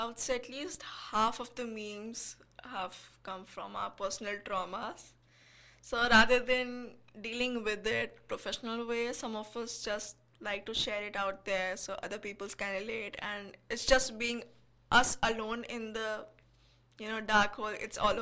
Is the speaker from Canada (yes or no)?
no; India; I'm from India